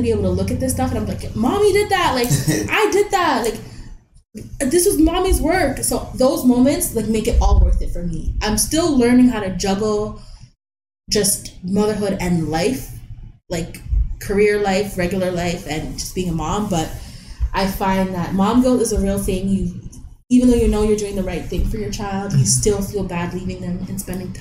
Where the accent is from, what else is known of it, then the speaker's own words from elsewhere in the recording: Toronto, Ontario, Canada; My parents are Jamaican. I'm Jamaican. Born and raised in Toronto.